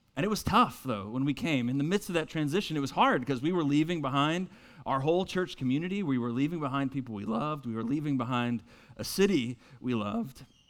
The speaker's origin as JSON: {"language": "English", "town": "Winston-Salem", "region": "North Carolina", "country": "United States", "also_born_or_lived": "Boston, Massachusetts", "moved": "as an adult", "lives_now": "Mooresville, United States", "said": "I'm originally from Winston-Salem"}